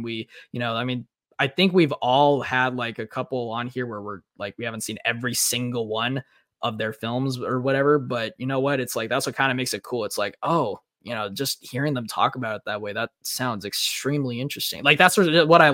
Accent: Chandler, Arizona, United States; The opening scene of Sicario takes place in my hometown

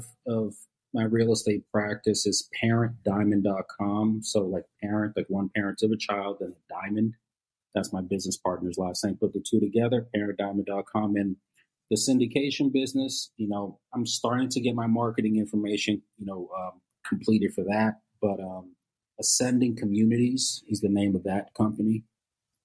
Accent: Brookline, Massachusetts, United States; I grew up in Brookline, went to Boston College

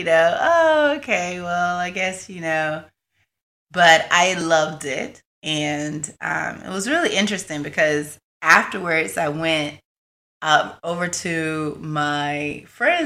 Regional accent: Marianna, Florida, United States; I'm from Marianna, Florida, which is a small little country town in the panhandle of Florida.

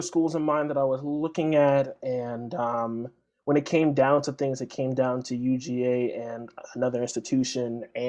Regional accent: Texas, United States; moved away as an adult; now in Athens, United States; I'm from Texas.

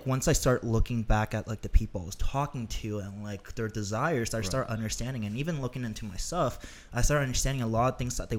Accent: Toronto, Ontario, Canada; now in Los Angeles, United States; And that's why I moved to LA from Toronto.

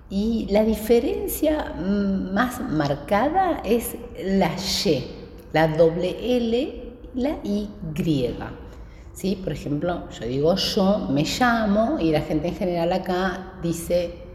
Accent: Patagonia, Argentina; la mayoría de las personas que, que somos originalmente de Patagonia, que viven en Patagonia, son de Buenos Aires.

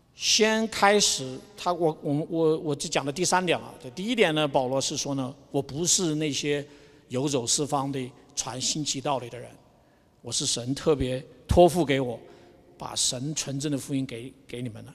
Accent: Wuhan, Hubei, China; now in Albuquerque, United States; 我出生在武汉，所以算，算半个武汉人吧

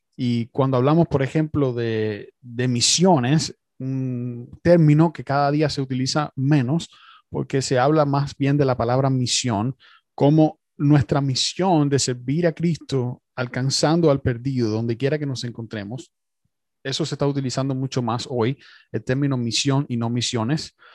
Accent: Cuba; yo también soy cubano

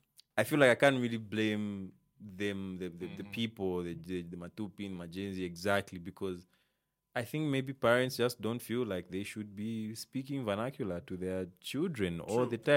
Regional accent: Copperbelt Province, Zambia; also born or lived in Muchinga / Mansa; I grew up in Riverside, and like the way we grew up, I guess young family, you know, you could just go out and talk to the kids and whatever. Mm-hmm. And I grew up speaking Bemba, you know. Mm-hmm. Well, that's not my native tongue, you know. I'm from like Muchinga, Isoka, Nyika, Nyika is the language we.

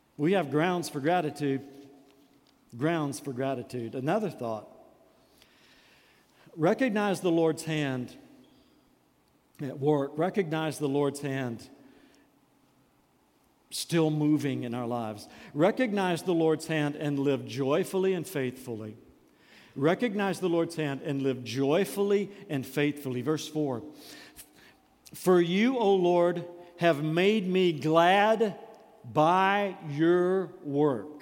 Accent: United States; As American Christians

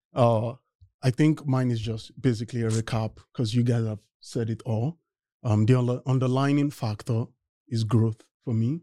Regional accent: Nigeria; moved away as an adult; now in United States; I am originally from Nigeria and I came to the US to study mechanical engineering

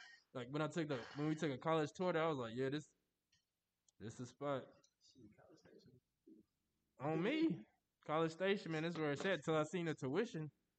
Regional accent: Houston, Texas, United States; Hey, I'm from Houston

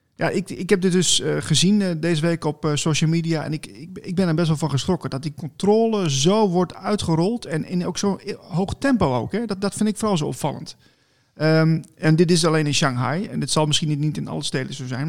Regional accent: Netherlands; als Nederlanders zijn eerder van we gaan de barricades op

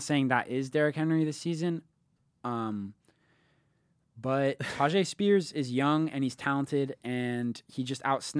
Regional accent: London, United Kingdom; moved away; also born or lived in Seattle; I'm from London. Right. Like, I was born there.

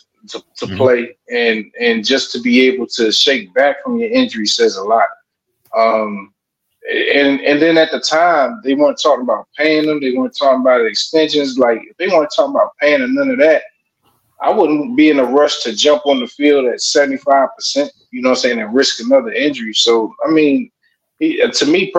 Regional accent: Baltimore, Maryland, United States; I'm originally from East Baltimore, Maryland

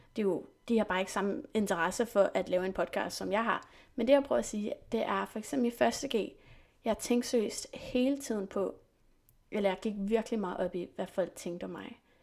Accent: Saint-Germain-en-Laye, near Paris, Île-de-France, France; first language French and English; Danish is a second language; also born or lived in England / Slottenlund and Rungsted, Denmark; now in Denmark; Jeg er født i England og opvokset i Frankrig, i en by, der hedder Saint-Germain-les, som ligger cirka en halv time væk fra Paris

